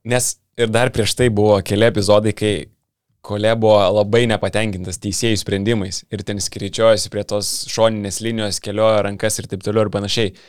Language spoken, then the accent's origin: Lithuanian; Vilnius, Vilnius County, Lithuania; Jo, bet aš iš Vilnius tai.